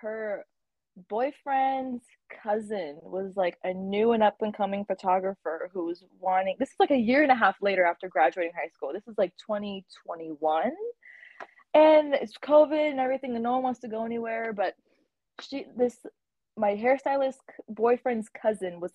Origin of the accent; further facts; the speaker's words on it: Tampa, Florida, United States; I'm a model from Tampa, Florida.